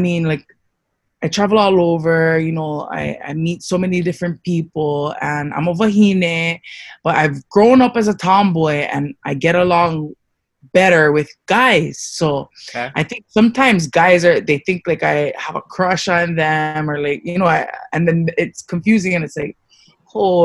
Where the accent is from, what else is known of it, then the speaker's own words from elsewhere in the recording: Hawaii, United States; also born or lived in Louisiana / Waimanalo; I was raised mostly in Hawaii with one of my sisters